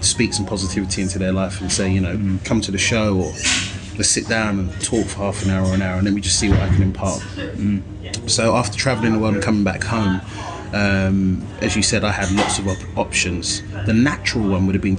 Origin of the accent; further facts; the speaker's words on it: London, United Kingdom; I grew up in London